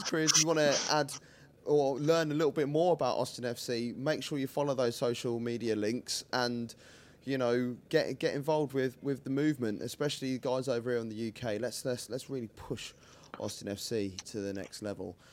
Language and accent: English; United Kingdom; I'm so British